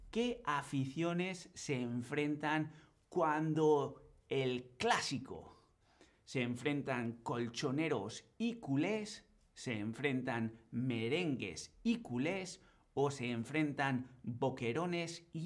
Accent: Bilbao, Basque Country, Spain; now in Berlin, Germany; yo vivo en Berlín, pero soy originario de Bilbao, en el norte de España, en el País Vasco.

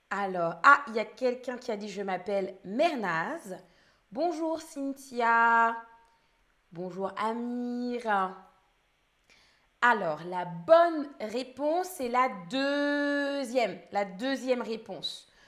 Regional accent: France; Je suis française. Je suis danseuse et streameuse. Je parle français, anglais et allemand.

